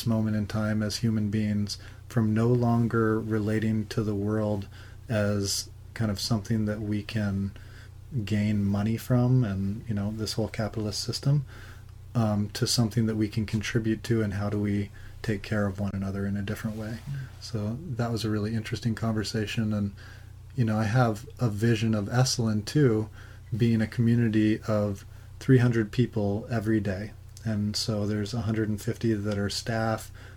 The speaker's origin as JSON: {"language": "English", "region": "Alaska", "country": "United States", "tie": "born or raised there", "also_born_or_lived": "San Francisco", "moved": "as an adult", "said": "growing up in Alaska"}